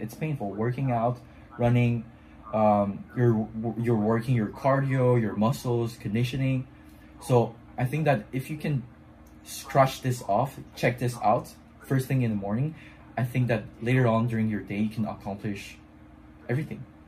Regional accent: Montreal, Quebec, Canada; first language French; English is a second language; I'm from Canada, Montreal, um, which is um, like a French speaking city

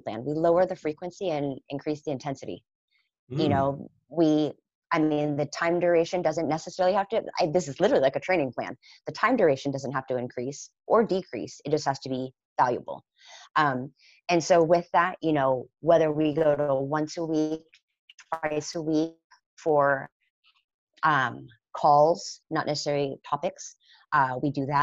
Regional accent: Concord, California, United States; also born or lived in San Francisco; I'm born and raised a California kid. I was born in San Francisco, grew up in the Bay Area, in the East Bay, out in Concord

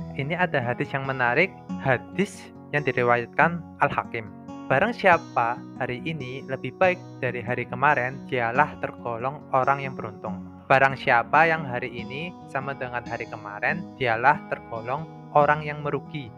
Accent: Purwokerto, Central Java, Indonesia; asal kotanya dari Purwokerto

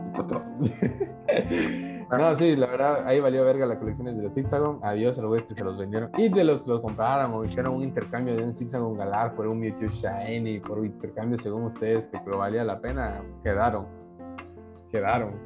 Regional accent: southern Chiapas, Mexico; nosotros que somos de aquí del sur de Chiapas

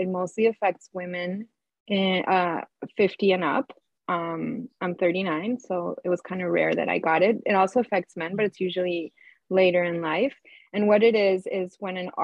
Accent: Colombia; moved away as an adult; now in Canada; I'm was born and raised in Colombia. And I came to Canada

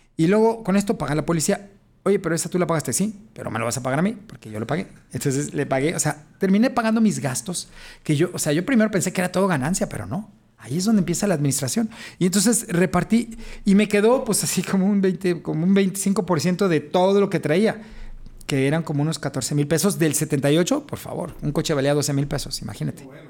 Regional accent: Guadalajara, Jalisco, Mexico; yo soy de Jalisco, de Guadalajara

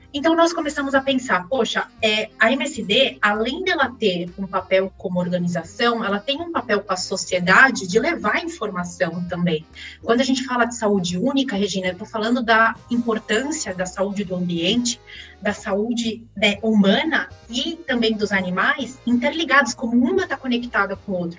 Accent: São Paulo, Brazil; De São Paulo mesmo, nasci ah. aqui em São Paulo, na capital, e, e desde então estou aqui, estudei aqui na, em São Paulo também.

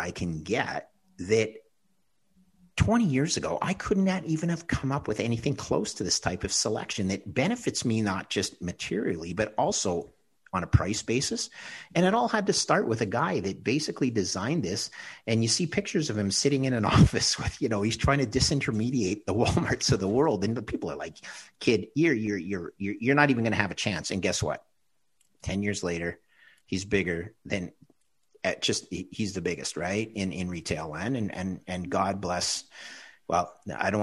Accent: Canada; as a Canadian

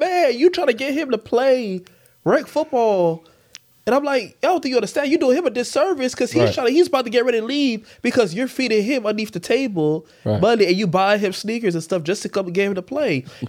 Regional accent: Florida, United States; I'm from Florida. Rec plays a major part.

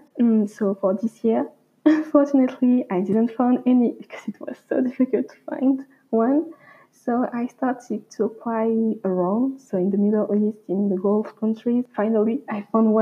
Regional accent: Réunion; moved away as an adult; also born or lived in France; So I come from Réunion Island. This is where my family comes from, where I was born and where I grew up

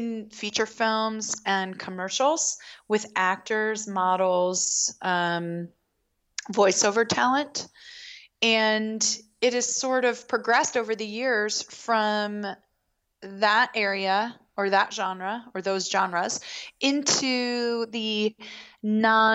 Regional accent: Baltimore, Maryland, United States; I grew up in Baltimore

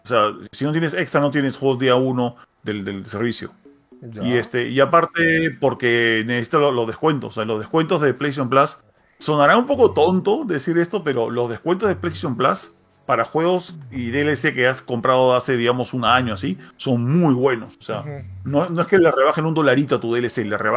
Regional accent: Peru; Yo soy peruano, pero soy bravo.

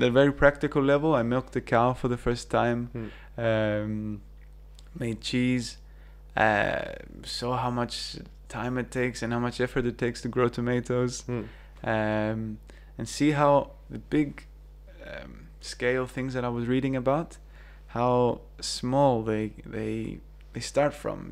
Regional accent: Cyprus; moved away as an adult; also born or lived in New Zealand / Manchester, United Kingdom; Growing up in Cyprus

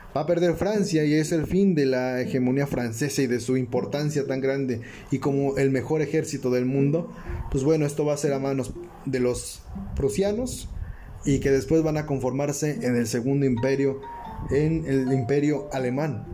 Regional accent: Mexico; uno como mexicano

